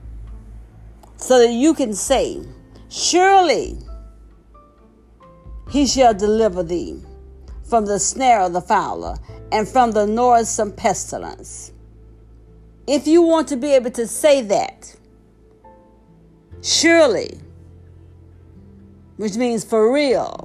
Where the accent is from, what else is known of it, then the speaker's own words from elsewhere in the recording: the South, United States; when I was growing up in the South